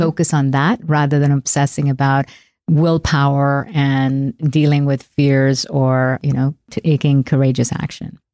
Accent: India; moved away as an adult; now in United States; I left my hometown in India and took a one-way flight to America

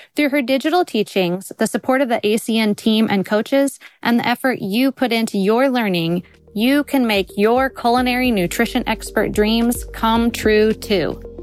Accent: Kansas, United States; I'm from Kansas, in the middle of the United States

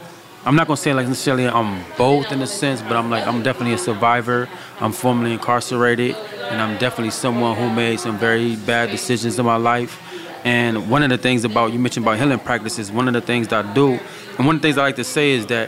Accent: West Coast, United States; I'm from the West Coast

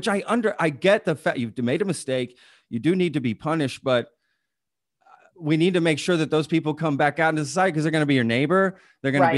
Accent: Texas, United States; also born or lived in Europe; I was from Texas

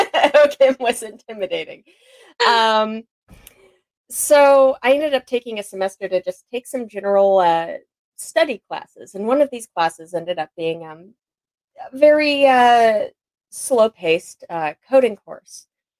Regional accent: Anchorage, Alaska, United States; I was born and raised in Anchorage, Alaska.

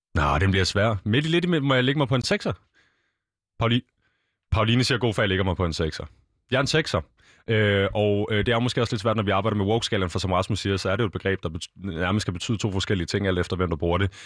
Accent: Denmark; som danskere

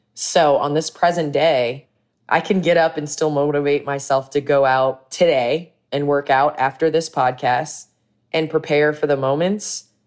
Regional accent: Chicago, Illinois, United States; moved away as an adult; also born or lived in Los Angeles; I came back home

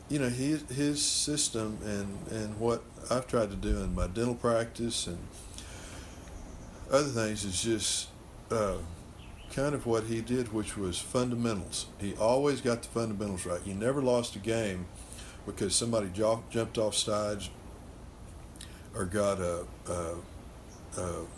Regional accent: Brownwood, Texas, United States; Growing up in Brownwood, it was the football capital of the world.

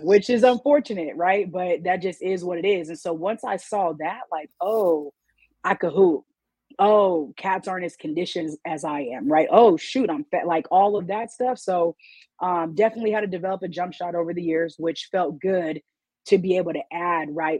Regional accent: Washington, United States; I'm from Washington State

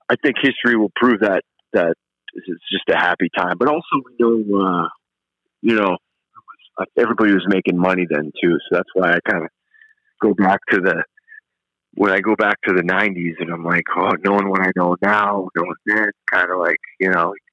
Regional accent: New England, United States; moved away; I even loved growing up in New England there.

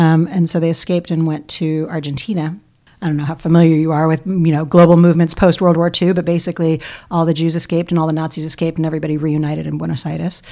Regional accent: New York City, New York, United States; born and bred in New York City, Upper West Side, Manhattan

